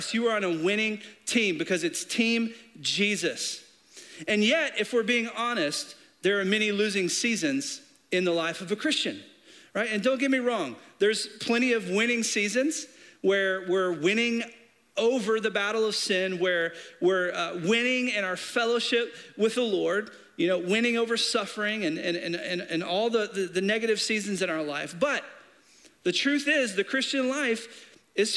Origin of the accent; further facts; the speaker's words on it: Arkansas, United States; I'm from Arkansas. I grew up in a small town right outside of Little Rock